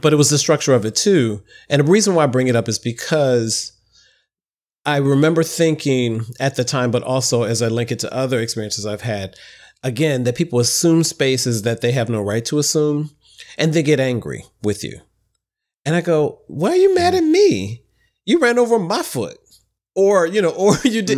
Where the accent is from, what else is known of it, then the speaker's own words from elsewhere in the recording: Midwest, United States; now in New York City, United States; I'm a Midwesterner